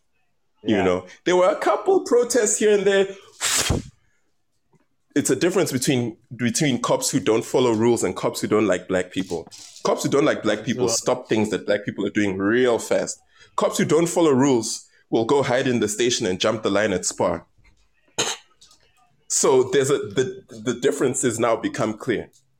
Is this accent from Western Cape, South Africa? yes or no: yes; Cape Town, Western Cape, South Africa; I grew up in Cape Town.